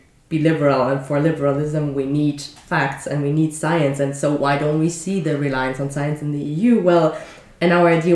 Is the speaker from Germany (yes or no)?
yes; Germany; moved away; I'm from Germany